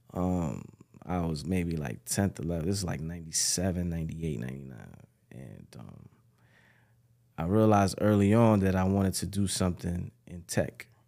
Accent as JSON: {"language": "English", "town": "New York City", "region": "New York", "country": "United States", "tie": "born or raised there", "also_born_or_lived": "Ghana", "said": "I was born and raised in the Bronx, New York"}